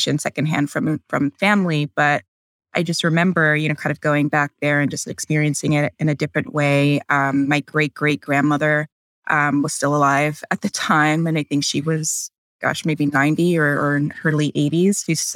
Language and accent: English; New York City, New York, United States; also born or lived in Bronx / Long Island / Queens; now in Brooklyn, United States; I'm from New York originally. I've been kind of all over the city. So I started out in the Bronx. I was born there. And I lived there for about 10 years before moving to Long Island